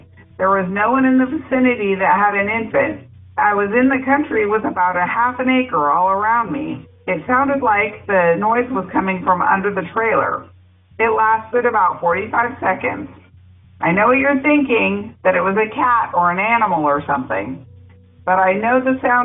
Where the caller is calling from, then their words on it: Woodland, California, United States; I'm calling from Woodland, California